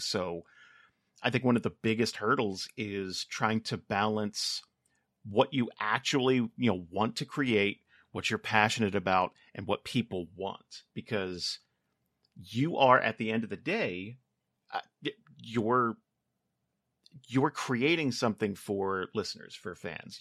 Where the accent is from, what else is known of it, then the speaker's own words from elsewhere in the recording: New Jersey, United States; moved away as an adult; now in California, United States; I grew up in Jersey, so I worked a lot of warehouse jobs